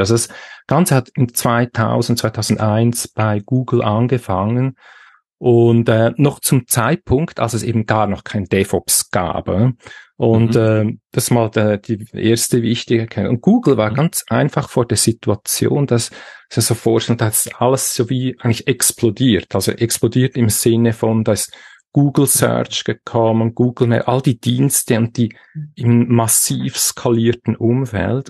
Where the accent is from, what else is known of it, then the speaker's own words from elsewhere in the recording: Switzerland; accent: Swiss; Ich bin aus der Schweiz.